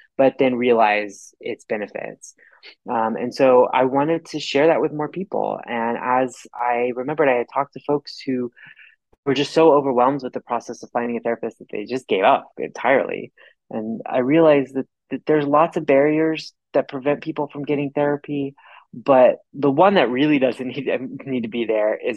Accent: Texas, United States; I grew up in Texas

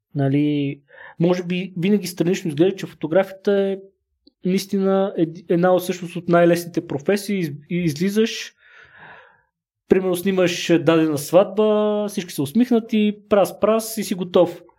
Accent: Bulgaria; now in Sofia, Bulgaria; съм от село, не съм от София

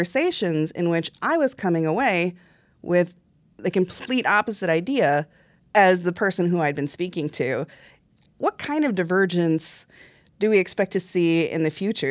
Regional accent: Central Illinois, United States; moved away; also born or lived in North Carolina; I grew up in Central Illinois, but I worked for a newspaper in North Carolina

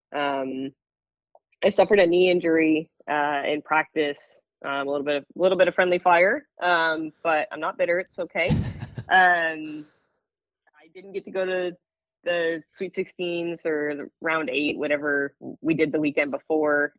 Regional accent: Seattle, Washington, United States; my backyard of my hometown

